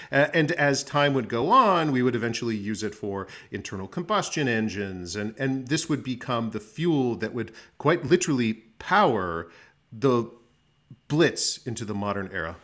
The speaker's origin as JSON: {"language": "English", "town": "Phoenix", "region": "Arizona", "country": "United States", "tie": "born or raised there", "moved": "as an adult", "lives_now": "Washington, D.C., United States", "said": "I was born in Arizona, Phoenix, Arizona. I graduated from Arizona State University"}